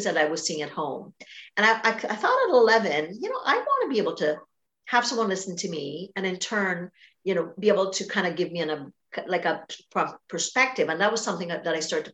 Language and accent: English; Trinidad & Tobago; I grew up in Trinidad and Tobago, a very big family, connected culture